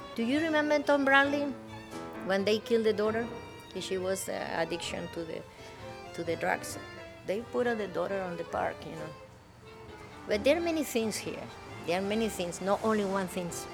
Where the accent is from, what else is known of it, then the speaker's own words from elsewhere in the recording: Buenos Aires, Argentina; English is a second language; moved away; also born or lived in Madrid, Spain; my family moved to Buenos Aires City when I was one year and a half